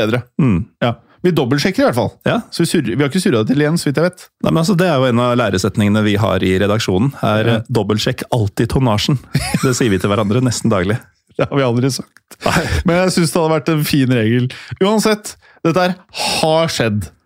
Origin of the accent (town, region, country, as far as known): Norway